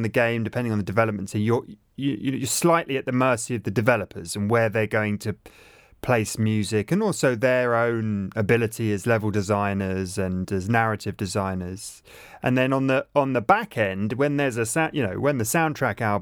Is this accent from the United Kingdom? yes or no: yes; England, United Kingdom; I'm English and British, but my granddad was German